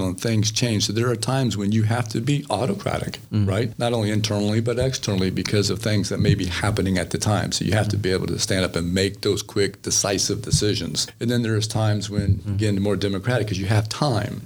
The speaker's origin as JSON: {"language": "English", "region": "Central Florida", "country": "United States", "tie": "born or raised there", "said": "I grew up here in the Central Florida area"}